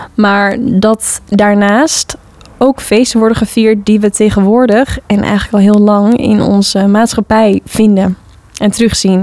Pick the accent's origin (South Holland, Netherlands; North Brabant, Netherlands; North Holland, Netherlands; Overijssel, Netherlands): North Holland, Netherlands; Hoorn; Ik heb zelf op de vrije school gezeten als kind in Hoorn, de Parsifal. West-Friese Vrije School de Parsifal heette het altijd